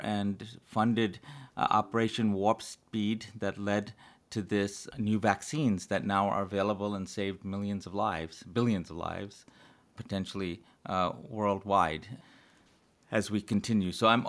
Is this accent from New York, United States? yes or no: yes; Brooklyn, New York, United States; I'm born and raised in Brooklyn, New York. Went to college and med school in Brooklyn, New York.